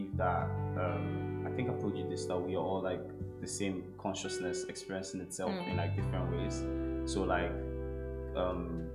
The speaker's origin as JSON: {"language": "English", "country": "Nigeria", "moved": "yes", "lives_now": "London, United Kingdom", "said": "from Nigeria"}